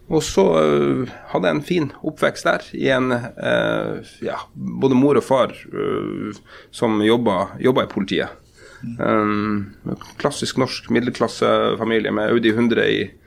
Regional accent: Porsanger, Finnmark, Norway; also born or lived in Lakselv / Karasjok / Tromsø; now in Oslo, Norway; da jeg vokste opp i Porsanger på slutten av 80-tallet og begynnelsen av 90-tallet

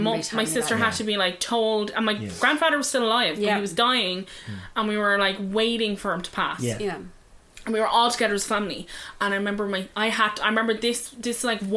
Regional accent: Ireland; as Irish people, like, there's a saying in like my family home

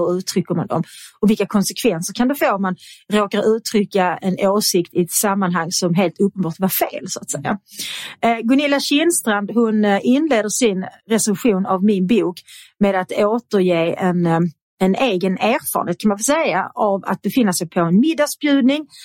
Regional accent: Svedala, Skåne, Sweden; also born or lived in Kirseberg, Malmö; jag är uppväxt då i Svedala

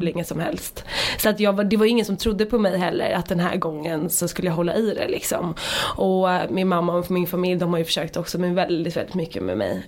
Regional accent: Dalarö, Stockholm County, Sweden; moved away as an adult; now in Stockholm, Sweden; Jag kom ut från Dalarö som jag sa, alltså när jag flyttade in till stan

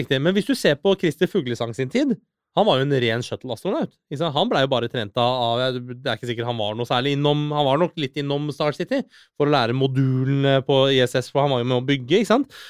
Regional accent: Norway; also born or lived in Iran / Oslo, Norway; jeg har jo vokst opp i Norge, og jeg er en norsk statsborger

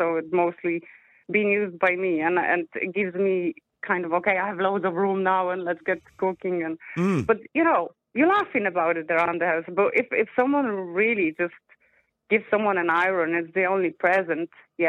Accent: Poland; now in Ireland; I'm Polish.

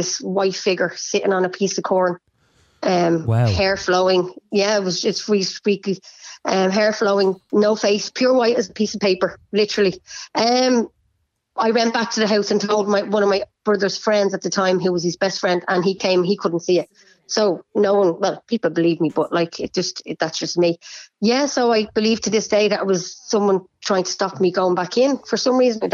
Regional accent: Bray, Leinster, Ireland; I'm from Bray

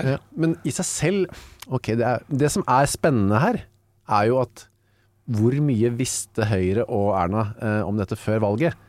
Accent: Bærum, Akershus, Norway; also born or lived in Narvik, Norway / Bjerkvik, Norway; now in Oslo, Norway; Og så flytta vi tilbake til eh, Bærum og Asker, har egentlig jeg bodd mesteparten av livet mitt.

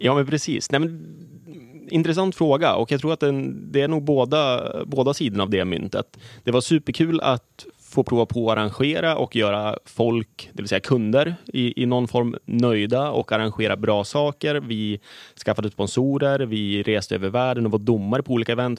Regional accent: Gävle, Gävleborg County, Sweden; Jag är född och uppvuxen i Gävle

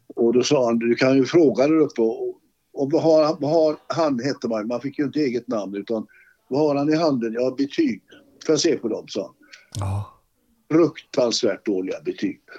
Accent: Gothenburg, Västra Götaland, Sweden; moved away as an adult; now in Sala, Sweden; Jag var ju född i Olskroken

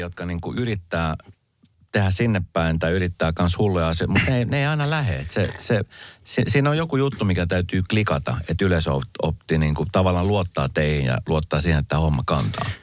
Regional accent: Espoo, Uusimaa, Finland; mä oon niin mun nuoruuteni viettänyt Espoossa

